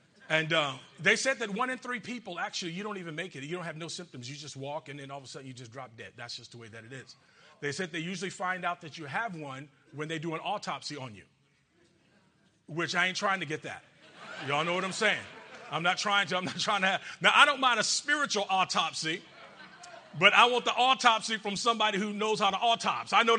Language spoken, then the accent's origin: English; Georgia, United States; I'm from Georgia. I'm from Georgia